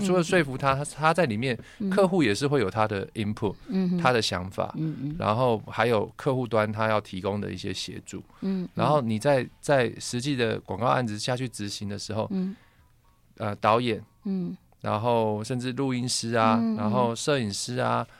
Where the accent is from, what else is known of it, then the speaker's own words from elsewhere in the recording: Taipei, Taiwan; 像我是眷村长大的小孩啊